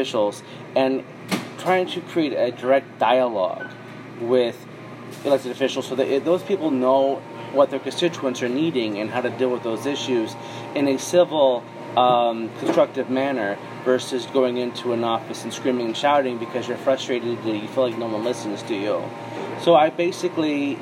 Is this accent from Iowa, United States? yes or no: yes; Iowa, United States; I grew up mostly here in Iowa